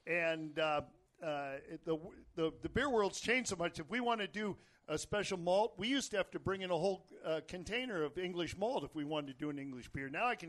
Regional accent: Petaluma, California, United States; I'm from Petaluma. He's from Petaluma.

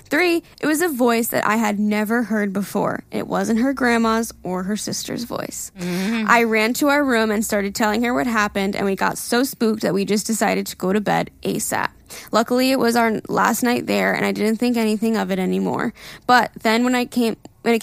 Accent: Ecuador; Like I said, I come from Ecuador, and artists usually never have concerts there because it's such a small country.

